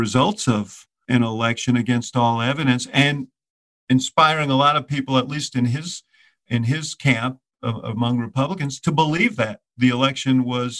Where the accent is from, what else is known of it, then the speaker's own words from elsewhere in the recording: Chicago, Illinois, United States; my hometown of Chicago